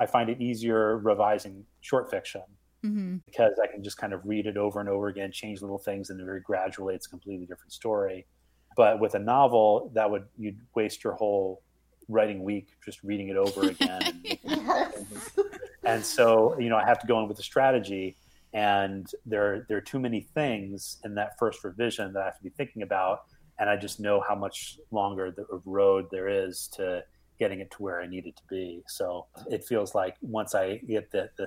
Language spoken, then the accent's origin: English; New Jersey, United States; also born or lived in Massachusetts; now in Missouri, United States; I was born in Massachusetts. I grew up in New Jersey